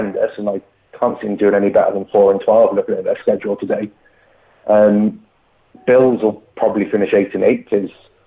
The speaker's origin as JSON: {"language": "English", "town": "Cardiff", "region": "Wales", "country": "United Kingdom", "said": "I'm from Wales, in Cardiff"}